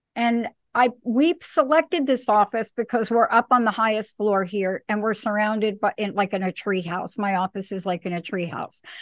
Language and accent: English; New York City, New York, United States; moved away; also born or lived in East Coast; I'm a girl from the Bronx